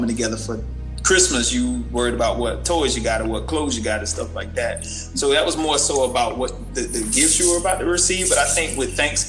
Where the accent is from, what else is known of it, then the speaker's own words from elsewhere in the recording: Sanford, Florida, United States; moved away; I'm from Sanford. So a lot of people would question me about Sanford, my hometown, and where I came from